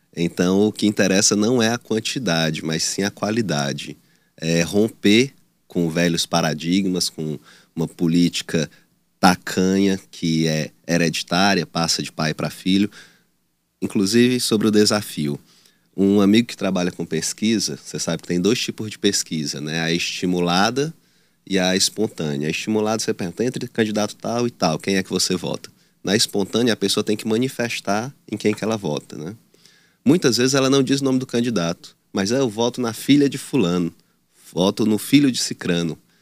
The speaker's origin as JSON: {"language": "Portuguese", "town": "Teresina", "region": "Piauí", "country": "Brazil", "said": "eu sou aqui de Teresina, nasci em Teresina, na, na Dona Evangelina Rosa, mas minha família parte é de Batalha, outra parte de Piracuruca"}